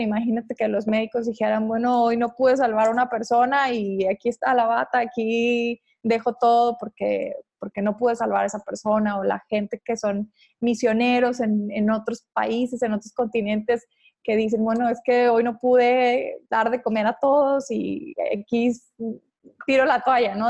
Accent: Ciudad Juárez, Chihuahua, Mexico; yo soy de Ciudad Juárez

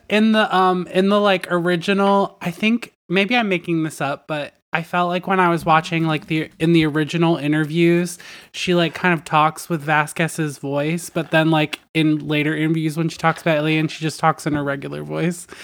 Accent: Delaware, United States; I'm from Delaware

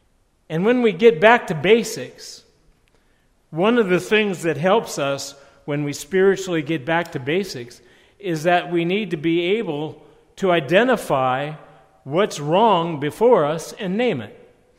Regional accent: Ohio, United States; When I grew up in Lake Erie, we used to spend our summers there.

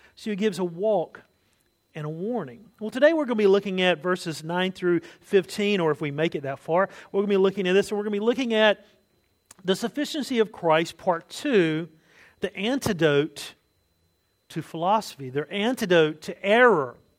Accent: United States; as an American

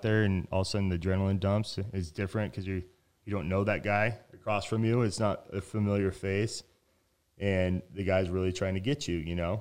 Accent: Reno, Nevada, United States; moved away as an adult; also born or lived in Tempe, Arizona; I'm from Reno, Nevada

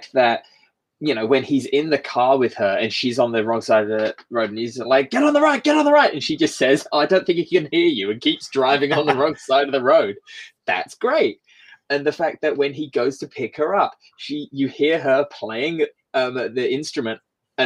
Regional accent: United Kingdom; I get that as a British person

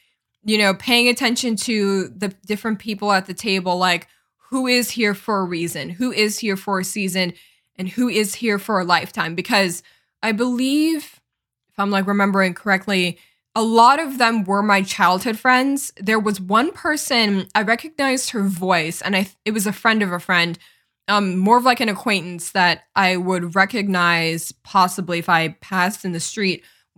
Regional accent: Los Angeles, California, United States; born there; I was born in Los Angeles, California. That's where I come from.

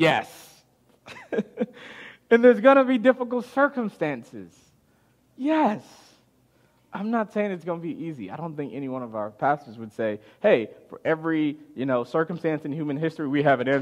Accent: Chicago, Illinois, United States; growing up in Chicago

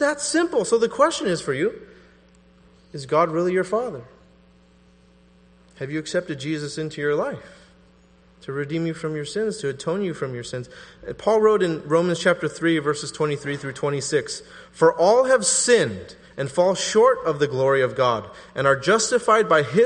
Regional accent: the Bay Area, California, United States; I'm from the Bay Area

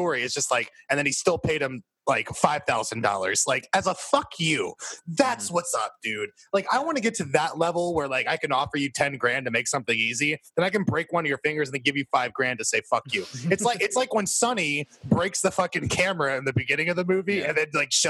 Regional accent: New Jersey, United States; Yeah, I'm from Jersey.

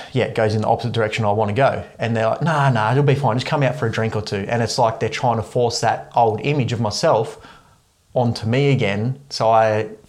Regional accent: Ulladulla, New South Wales, Australia; moved away as an adult; So I moved away from Ulladulla when I was 19.

